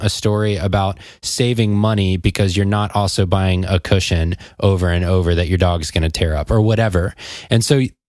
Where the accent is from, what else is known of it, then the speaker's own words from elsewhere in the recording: Atlanta, Georgia, United States; I'm from Atlanta